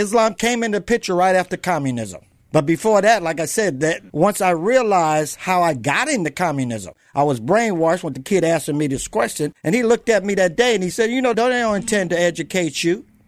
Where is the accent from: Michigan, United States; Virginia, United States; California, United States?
California, United States; San Diego; also born or lived in South Bronx, New York / Los Angeles / Texas; I was born on the East Coast, raised on the West Coast